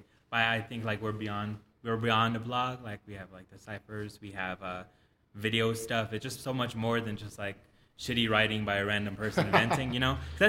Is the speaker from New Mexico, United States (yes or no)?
yes; Socorro, New Mexico, United States; now in Las Cruces, United States; I was Socorro born and raised.